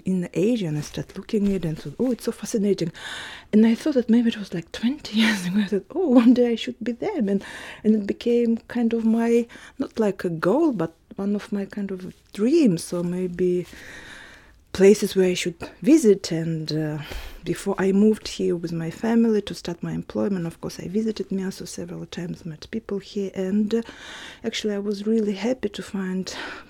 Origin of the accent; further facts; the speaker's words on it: Siberia, Russia; moved away as an adult; also born or lived in St. Petersburg; I was born in Siberia in Buryat family